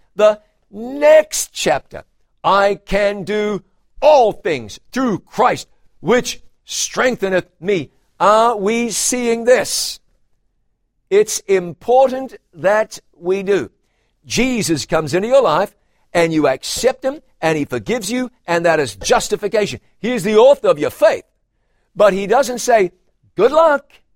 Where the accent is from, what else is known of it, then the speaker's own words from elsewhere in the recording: a town near Taupiri and Huntly, Waikato, New Zealand; my hometown